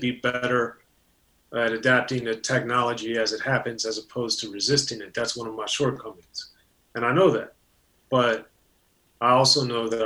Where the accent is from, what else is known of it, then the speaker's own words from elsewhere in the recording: Maryland, United States; growing up in Maryland in a very racially, culturally, and economically diverse area.